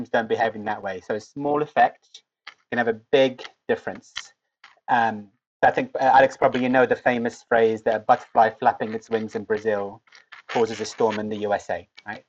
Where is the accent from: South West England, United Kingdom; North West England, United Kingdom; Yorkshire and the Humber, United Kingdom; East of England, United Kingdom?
East of England, United Kingdom; Cambridge; also born or lived in Lebanon; I got to go to Cambridge in my hometown.